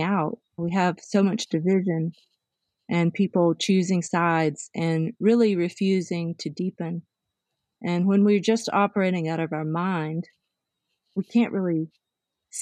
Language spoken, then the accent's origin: English; the South, United States; I came from the South.